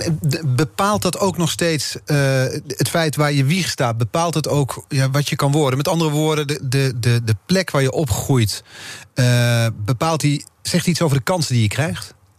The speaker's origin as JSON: {"language": "Dutch", "region": "North Brabant", "country": "Netherlands", "moved": "yes", "said": "ik kom oorspronkelijk uit Brabant."}